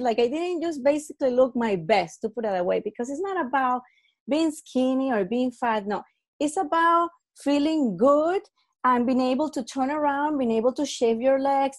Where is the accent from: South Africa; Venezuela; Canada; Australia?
Venezuela; I'm from Venezuela